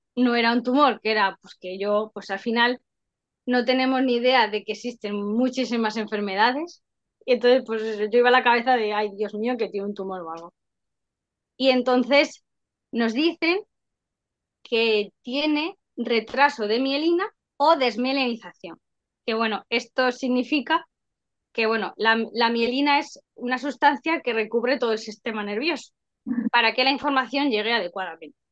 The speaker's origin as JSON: {"language": "Spanish", "town": "Madrid", "region": "Community of Madrid", "country": "Spain", "said": "yo soy de Madrid"}